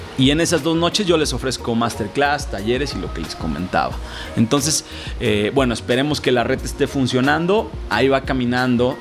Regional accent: Jalisco, Mexico; yo soy de la tierra del tequila. Ah, Yo soy de Jalisco

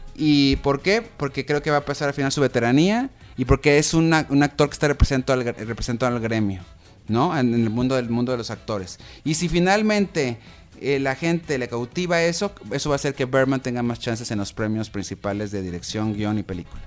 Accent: Mexico; nosotros como mexicanos

